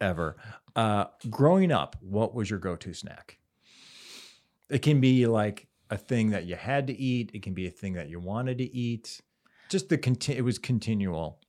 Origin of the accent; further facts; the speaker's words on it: Cleveland, Ohio, United States; in Cleveland as a kid